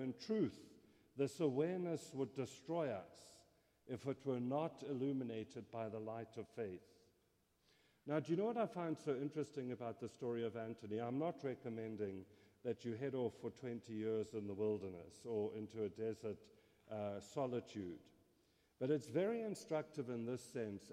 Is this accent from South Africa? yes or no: yes; South Africa; first language English; moved away; if you're wondering about my accent, I grew up in South Africa.